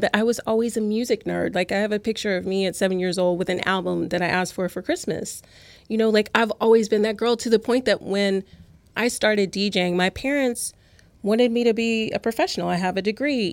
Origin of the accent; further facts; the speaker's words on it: Louisiana, United States; now in New York, United States; I'm from Louisiana